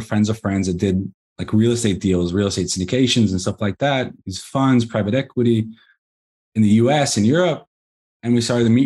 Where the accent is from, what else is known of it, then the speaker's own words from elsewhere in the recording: Israel; also born or lived in Los Angeles, United States; I was born in the States, in Los Angeles. We were on a trip around the world and somehow ended up in Israel. And been here ever since. I was 9 years old when you moved here.